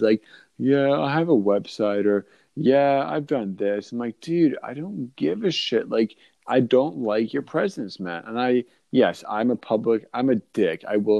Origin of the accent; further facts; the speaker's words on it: Boston, Massachusetts, United States; My, good, I'm from Boston.